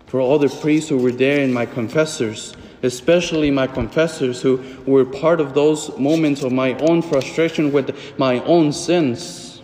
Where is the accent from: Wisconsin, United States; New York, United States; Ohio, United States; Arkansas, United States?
Arkansas, United States; Fort Smith; The moment when I celebrated the first Mass in my hometown in Fort Smith